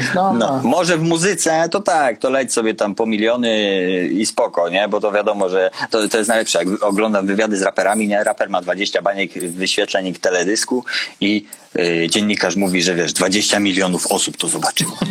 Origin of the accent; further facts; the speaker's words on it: Konin, Greater Poland, Poland; pochodzę z Konina i nie było u nas McDonalda